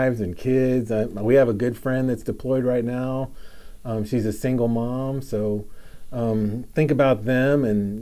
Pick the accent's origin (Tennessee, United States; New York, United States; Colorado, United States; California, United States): Tennessee, United States; I'm from Tennessee.